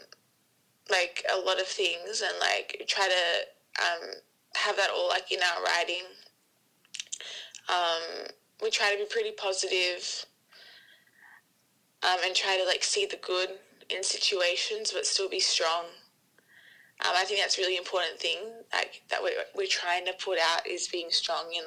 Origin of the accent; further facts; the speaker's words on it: Sydney, New South Wales, Australia; We are from Sydney, Australia